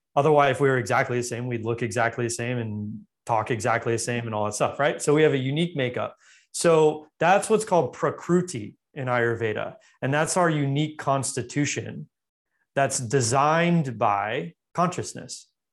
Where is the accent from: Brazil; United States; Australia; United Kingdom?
United States; Los Angeles, California; I grew up in Los Angeles